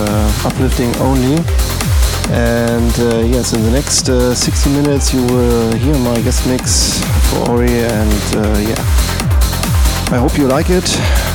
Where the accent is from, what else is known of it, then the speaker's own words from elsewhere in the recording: Germany; I come from Germany